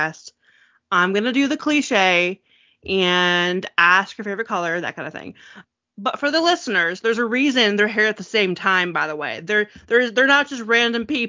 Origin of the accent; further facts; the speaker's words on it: Chicago, Illinois, United States; I tell people that I'm from Chicago, but I'm in the northwest suburb